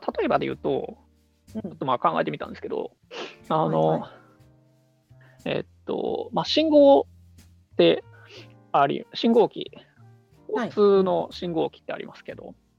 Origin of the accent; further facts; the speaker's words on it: Osaka, Japan; 大阪出身であのナンバーの